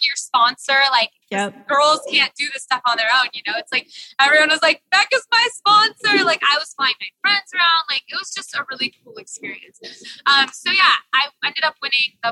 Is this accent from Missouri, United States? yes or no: no; San Diego, California, United States; first language Portuguese; English is a second language; also born or lived in Chicago; now in San Diego, United States; I was born here in San Diego. My first language is Portuguese